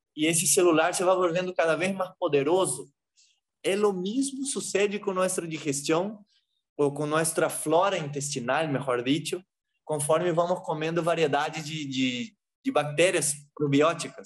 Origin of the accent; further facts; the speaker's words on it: Brazil; moved away as an adult; now in Peru; eu sou brasileiro